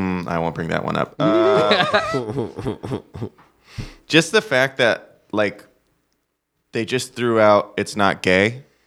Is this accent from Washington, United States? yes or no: yes; Puyallup, Washington, United States; moved away; Puyallup, Washington.